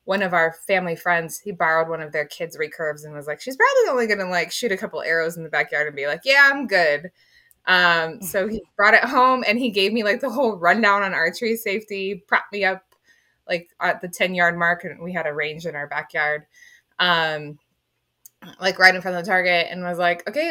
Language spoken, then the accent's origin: English; Phelan, California, United States; So I grew up in Phelan, California, which is a ranch town